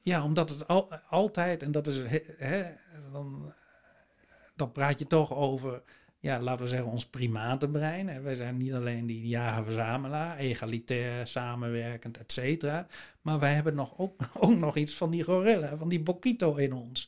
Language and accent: Dutch; Netherlands